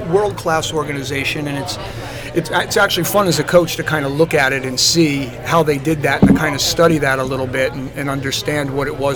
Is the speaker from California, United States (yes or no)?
no; New Jersey, United States; We were all first generation kids, um, all growing up in South Jersey